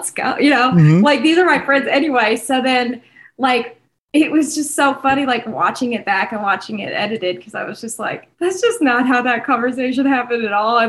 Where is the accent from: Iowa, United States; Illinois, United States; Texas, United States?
Illinois, United States; southern; Grew up, born and raised in Illinois